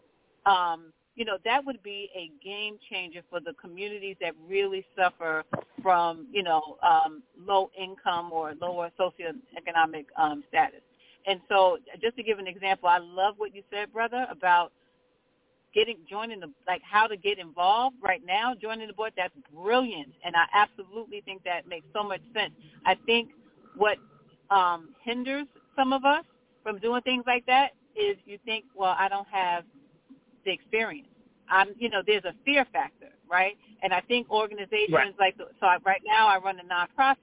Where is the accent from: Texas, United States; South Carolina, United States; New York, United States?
New York, United States; New York City; I was born and raised in Brownsville. I currently work in Brownsville